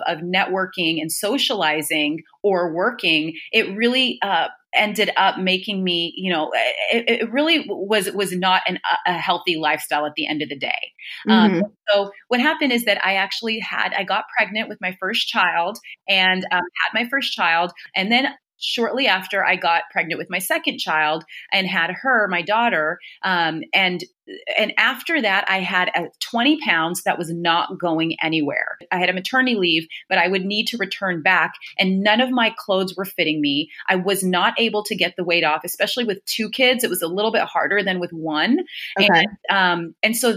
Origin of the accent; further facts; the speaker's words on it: California, United States; moved away as an adult; now in New York, United States; I'm originally from California, and I moved to New York to go to business school